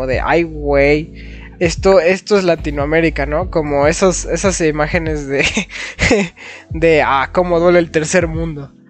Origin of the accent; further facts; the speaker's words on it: Philadelphia, Pennsylvania, United States; Bueno, pues yo, yo nací y crecí en Filadelfia con basquetera feliz, ¿no?